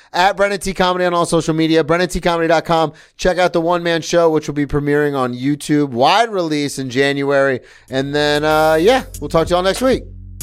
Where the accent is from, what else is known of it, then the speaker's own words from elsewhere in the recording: Daytona Beach, Florida, United States; I grew up around Daytona